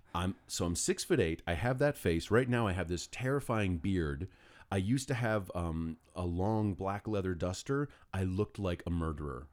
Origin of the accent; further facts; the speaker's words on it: New York City, New York, United States; also born or lived in Greenwich, Connecticut; I was born in Greenwich, Connecticut, and then four days later, my parents brought me to New York City